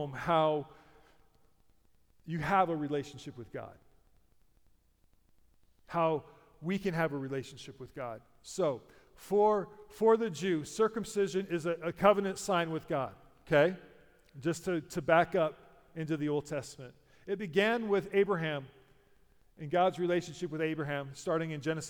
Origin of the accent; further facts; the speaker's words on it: United States; I'm a Christian because I'm an American, that's my heritage